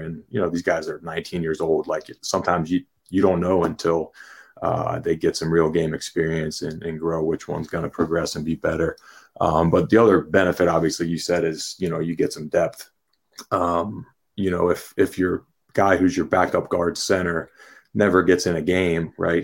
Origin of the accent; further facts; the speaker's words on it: Pittsburgh, Pennsylvania, United States; now in State College, United States; born and raised in Pittsburgh